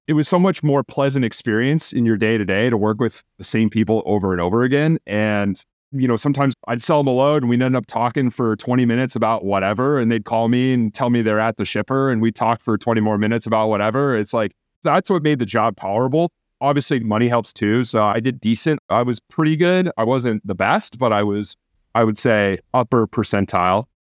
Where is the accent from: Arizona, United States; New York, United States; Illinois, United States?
Arizona, United States; Phoenix; moved away as an adult; also born or lived in Milwaukee, Wisconsin; I grew up in in Phoenix, Arizona